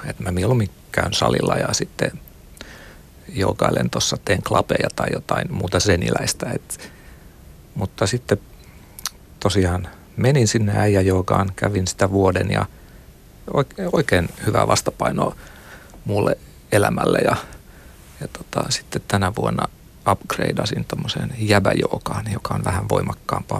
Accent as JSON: {"language": "Finnish", "region": "Satakunta", "country": "Finland", "tie": "born or raised there", "said": "Mä oon satakunnasta kotoisin. Siellä on paljon peltoja ja aakeita laakeita ja lapsuudessa veisattiin virsiä"}